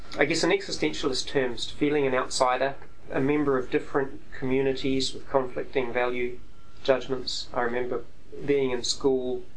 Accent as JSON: {"language": "English", "country": "New Zealand", "said": "I'm a New Zealander"}